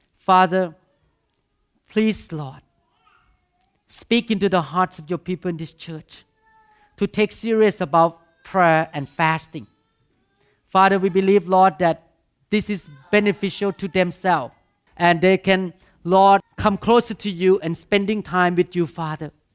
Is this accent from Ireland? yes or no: no; Thailand; English is a second language; moved away; I grew up in Thailand